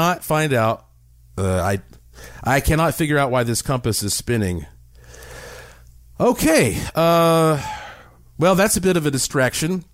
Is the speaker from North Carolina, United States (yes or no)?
yes; Asheville, North Carolina, United States; I grew up in Asheville, North Carolina